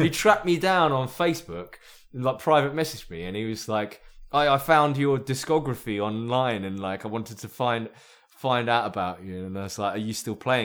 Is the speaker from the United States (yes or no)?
no; Myanmar; moved away; also born or lived in Brighton; I'm from Burma